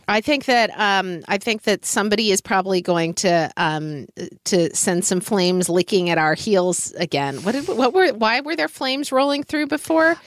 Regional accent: Oklahoma, United States; growing up in Oklahoma

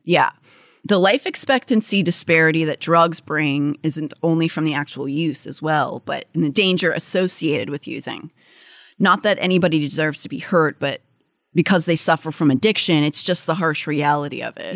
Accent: Northern Appalachia, United States; my hometown is sort of the Northern Appalachia

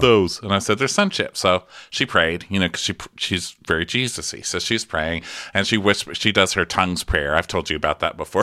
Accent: Texas, United States; I'm from Texas.

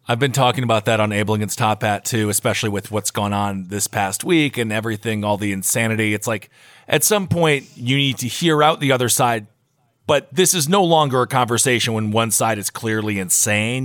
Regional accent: Wisconsin, United States; moved away; I'm from Wisconsin

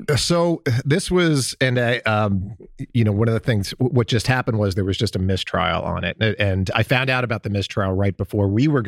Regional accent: Columbus, Ohio, United States; my hometown

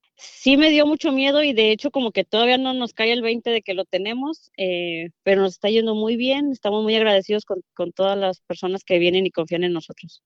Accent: Tecolotlán, Jalisco, Mexico; moved away as an adult; now in United States; Soy de un pueblo llamado Tecolotlán, Jalisco.

